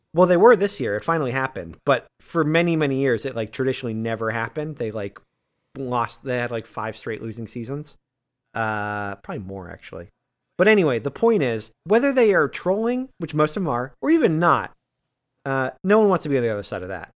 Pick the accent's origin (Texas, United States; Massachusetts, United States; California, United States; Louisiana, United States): Massachusetts, United States; I grew up in Massachusetts